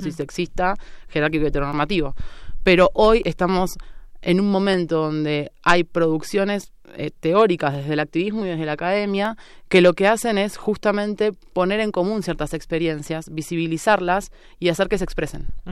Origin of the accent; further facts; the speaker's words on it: Avellaneda, Buenos Aires Province, Argentina; moved away as an adult; now in Mexico City, Mexico; provincia de Buenos Aires. Hago una distinción, no soy porteña, es muy importante. Soy de la periferia, digamos, El conurbano bonaerense.